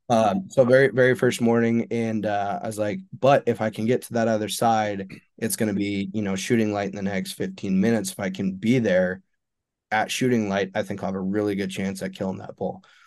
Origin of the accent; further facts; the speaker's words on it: Eastern Montana, United States; I'm from Eastern Montana, I live in Western Montana now.